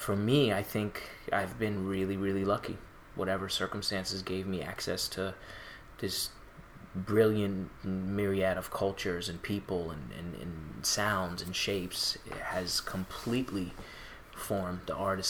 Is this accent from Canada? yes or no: no; Mission Viejo, California, United States; also born or lived in Tehran, Iran; I was born in Iran, the capital, Tehran. My ethnicity is Persian. And we moved to the United States when I was about 3 years old. And I grew up in Southern California, specifically Orange County, specifically Mission Viejo